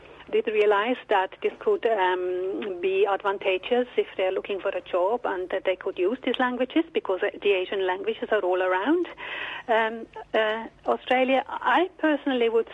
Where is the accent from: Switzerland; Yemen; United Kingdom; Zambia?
Switzerland; English is a second language; moved away; Maybe you can hear that I have a bit of an accent, so I can say that I'm from Switzerland